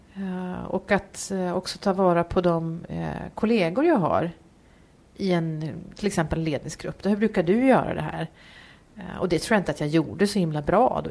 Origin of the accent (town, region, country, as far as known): Uppsala, Uppsala County, Sweden; born or raised there; moved away as an adult; also born or lived in Varberg / Gothenburg; now in Gävle, Sweden